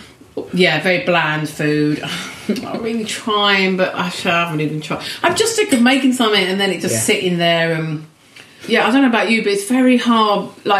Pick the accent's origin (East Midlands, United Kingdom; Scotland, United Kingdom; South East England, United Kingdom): South East England, United Kingdom; Swanley; In Kent. {S8} Yeah. {S3} Delightful Swanley. Which then we moved to a village called Longfield when I was a teenager.